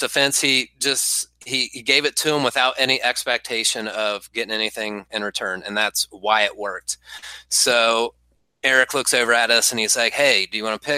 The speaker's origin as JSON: {"language": "English", "town": "Marietta", "region": "Ohio", "country": "United States", "tie": "born or raised there", "said": "my hometown's Marietta, Ohio"}